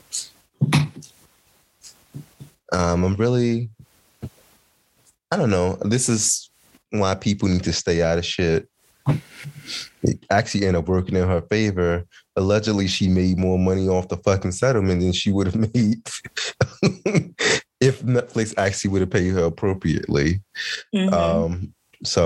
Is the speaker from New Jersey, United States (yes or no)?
no; Chicago, Illinois, United States; as a Chicagoan